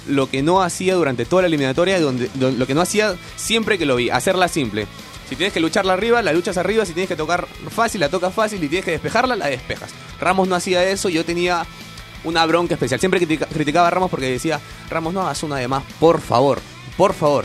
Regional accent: Peru; somos peruanos

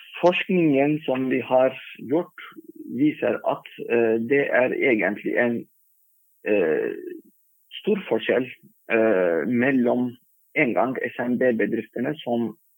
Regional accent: Turkey; Norwegian is a second language; moved away as an adult; now in Norway; Jeg kom fra Tyrkia

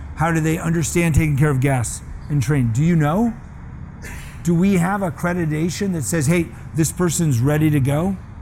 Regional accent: Scottsdale, Arizona, United States; moved away; Scottsdale, where I grew up

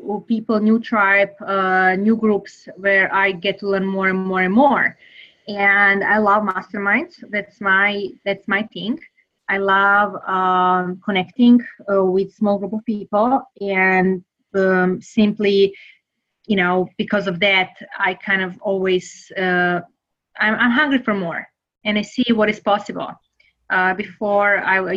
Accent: Serbia; English is a second language; now in United States; I am originally from Serbia, so I really want to know and experience United States. And because I really loved it, I decided to move here

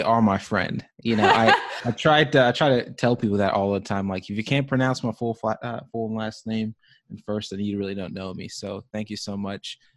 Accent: Zimbabwe; also born or lived in East Tennessee; now in United States; I was born and raised in Zimbabwe

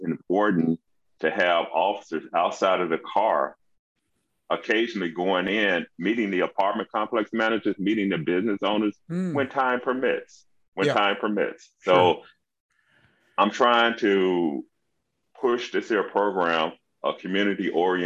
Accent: Memphis, Tennessee, United States; now in Irving, United States; I grew up in Memphis, Tennessee

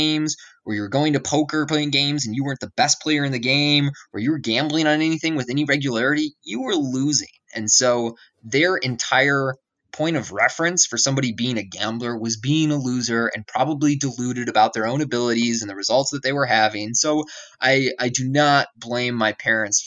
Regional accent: Madison, Wisconsin, United States; I grew up in Madison, Wisconsin, which is like a university city in the Midwest.

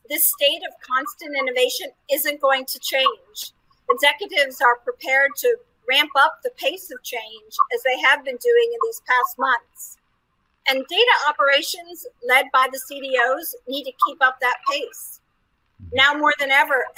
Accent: United States; now in Paris, France; I'm American, but I live with my family in Paris, France

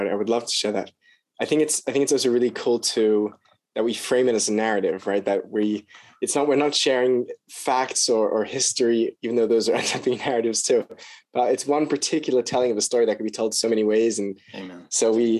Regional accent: Sydney, New South Wales, Australia; All right. So I was born in Sydney, Australia. My dad's American, which is why my accent is not fully Australian. I was born into a Hasidic family. My parents were sent to Sydney, actually

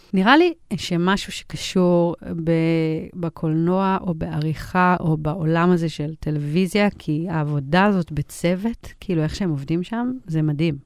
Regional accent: Israel; also born or lived in United States; נולדתי בארצות הברית, ועברתי לארץ בגיל שלוש

